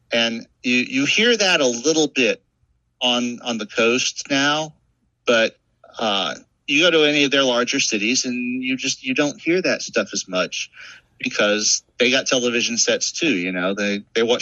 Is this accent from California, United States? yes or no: no; New Orleans, Louisiana, United States; It's like I don't seem to have a New Orleans accent. I was born and raised in New Orleans, but my parents are from Mississippi, and we had television.